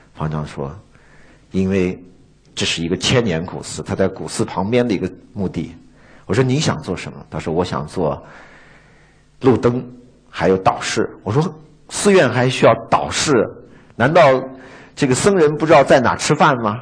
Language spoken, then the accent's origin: Chinese; China; 而我们中国人呢？我们中国人内观